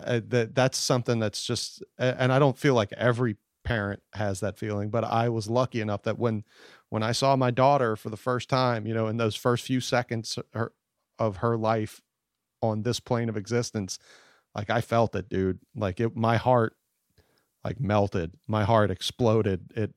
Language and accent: English; United States; I was born in the United States to, I didn't have to fight for meals, and we weren't constantly being threatened by cartel or anything like that, that I just grew up soft and sad.